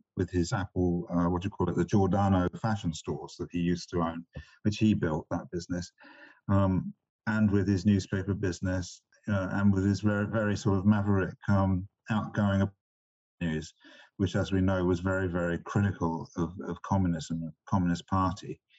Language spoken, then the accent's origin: English; England, United Kingdom; moved away as an adult; also born or lived in China; I grew up in England